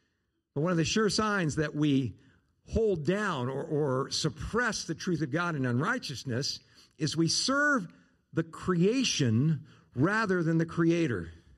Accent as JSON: {"language": "English", "region": "Southern California", "country": "United States", "tie": "born or raised there", "moved": "yes", "lives_now": "Arizona, United States", "said": "Where I grew up in Southern California, about 50 miles north of L.A., 10 miles from the coast, in kind of this hilly area"}